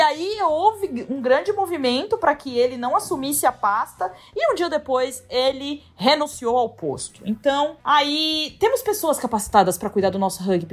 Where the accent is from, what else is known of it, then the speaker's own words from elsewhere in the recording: São Paulo, Brazil; uma escolinha lá no Tatuapé Querido, onde eu me criei, lá na Zona Leste.